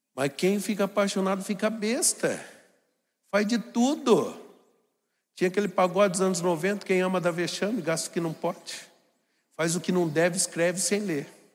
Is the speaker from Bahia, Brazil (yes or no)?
no; Jacareí, São Paulo, Brazil; sou de Jacareí, uma cidade muito grande do Vale do Paraíba